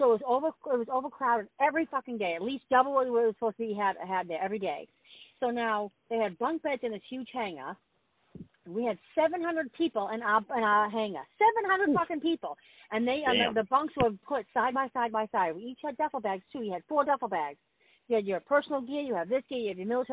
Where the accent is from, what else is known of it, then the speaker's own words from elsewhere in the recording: Boston, Massachusetts, United States; I'm from Boston. We see snow